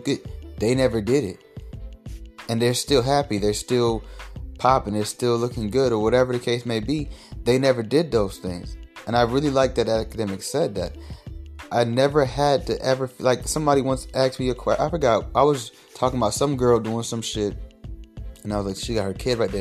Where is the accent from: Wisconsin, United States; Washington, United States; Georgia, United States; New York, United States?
Georgia, United States; Atlanta; I'm from Atlanta